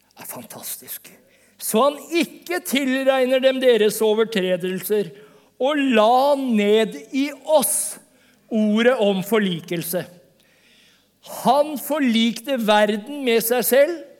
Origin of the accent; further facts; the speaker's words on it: Vestfold, Norway; accent: Vestfold Norwegian; som Vestfold-norsk, Jeg kommer fra Vestfold.